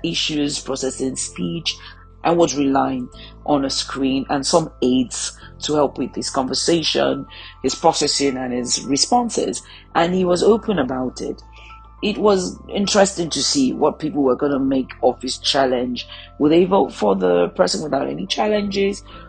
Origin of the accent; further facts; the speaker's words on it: Nigeria; I come from the Federal Republic of Nigeria